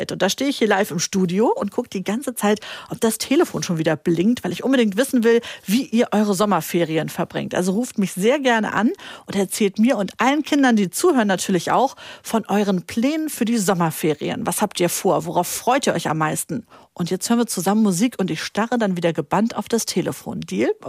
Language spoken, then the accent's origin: German; Hamburg, Germany; Ich bin sieben Jahre alt. Und wo kommst du her? Aus Hamburg.